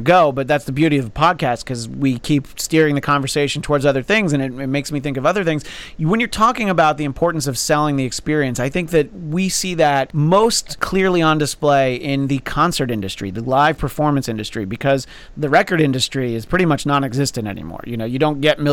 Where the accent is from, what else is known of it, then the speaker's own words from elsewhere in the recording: New York, United States; a kid growing up in New York